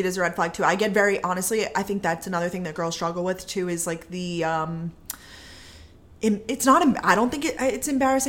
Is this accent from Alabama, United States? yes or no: no; Long Island, New York, United States; moved away as an adult; also born or lived in Georgia, United States; now in Boston, United States